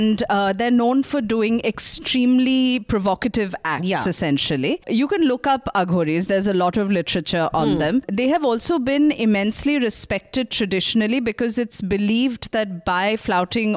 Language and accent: English; India; as an Indian